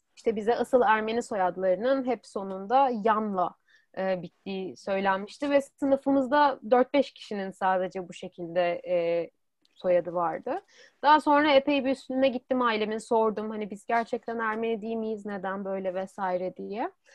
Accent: Istanbul, Turkey; moved away as an adult; now in Europe; İstanbul'da doğdum. İstanbul'da büyüdüm

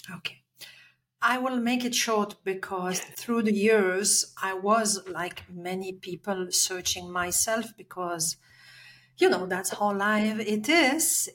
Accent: Belgium; English is a second language; moved away; I'm Belgian, I'm coming from Europe.

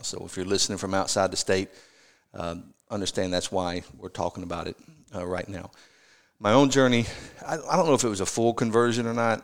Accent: Tennessee, United States; growing up in Tennessee

